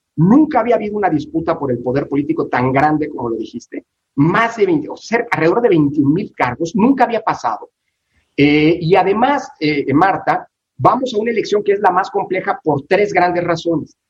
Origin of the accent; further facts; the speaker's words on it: Mexico; como mexicano